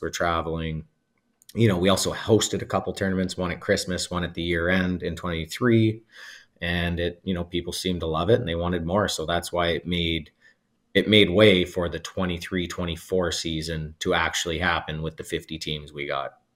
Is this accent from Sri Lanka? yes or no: no; Alberta, Canada; also born or lived in Whitby, Ontario; now in Ontario, Canada; I'm also from Alberta